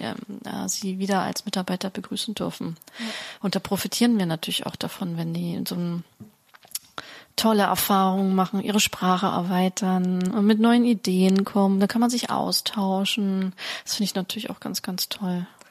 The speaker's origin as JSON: {"language": "German", "country": "Germany", "said": "bei uns in Deutschland"}